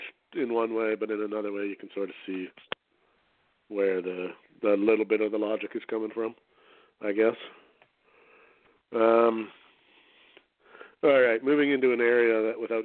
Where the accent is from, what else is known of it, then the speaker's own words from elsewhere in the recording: Canada; I'm a Canadian